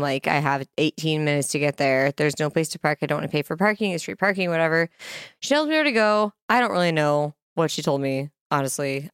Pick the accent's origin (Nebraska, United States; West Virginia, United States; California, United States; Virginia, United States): Nebraska, United States; Kearney; my hometown, Kearney, Nebraska